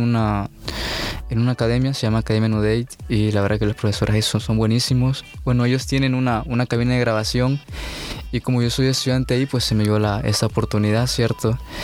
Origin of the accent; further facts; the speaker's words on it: El Salvador; also born or lived in Ecuador; yo nací en Ecuador. Sí, mis padres son salvadoreños. Y cuando yo tenía unos ocho, nueve años, sí, este, nos vimos, pues, eh, viajamos, sí, aquí a El Salvador.